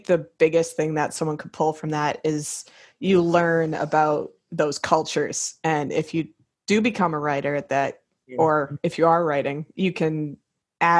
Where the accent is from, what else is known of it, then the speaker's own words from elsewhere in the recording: United States; being American